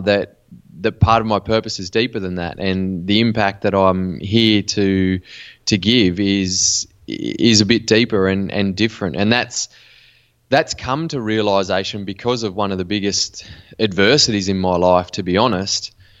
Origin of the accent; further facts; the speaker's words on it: Western New South Wales, Australia; I grew up in Western New South Wales in Australia in a small country town